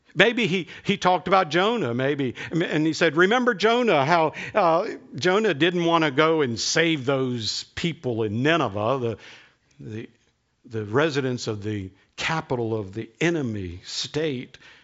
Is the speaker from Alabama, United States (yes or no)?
yes; Alabama, United States; moved away; I was from Alabama